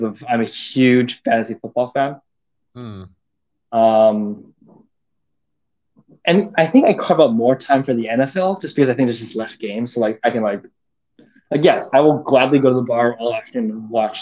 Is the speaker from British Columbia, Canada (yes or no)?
yes; Vancouver, British Columbia, Canada; I'm from Vancouver